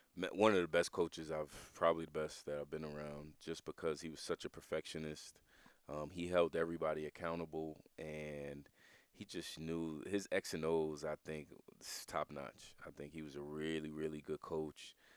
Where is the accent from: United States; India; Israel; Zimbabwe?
United States; New Jersey; We, we grew up in New Jersey together